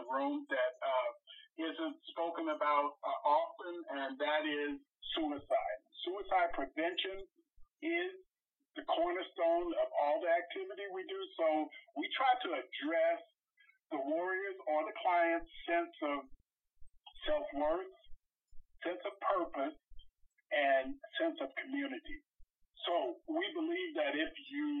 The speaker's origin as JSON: {"language": "English", "region": "North Carolina", "country": "United States", "moved": "yes", "said": "I'm originally from North Carolina, and I came up here in the big oil boom"}